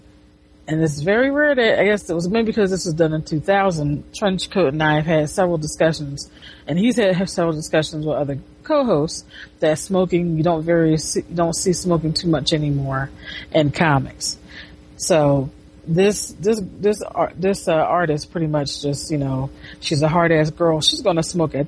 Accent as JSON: {"language": "English", "country": "United States", "said": "I'm an American"}